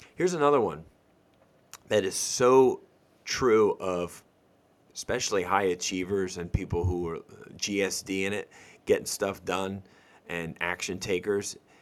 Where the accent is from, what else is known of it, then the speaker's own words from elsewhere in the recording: Northeast, United States; moved away; I grew up in the Northeast